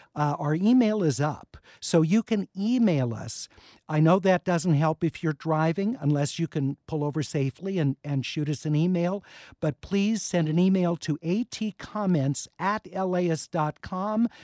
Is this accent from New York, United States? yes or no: no; Los Angeles, California, United States; I grew up in the Hollywood Hills.